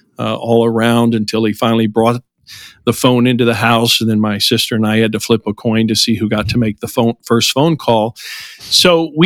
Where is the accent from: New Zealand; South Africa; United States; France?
United States; southern Missouri; I was born in southern Missouri, about an hour and a half south of St. Louis in the mid-1960s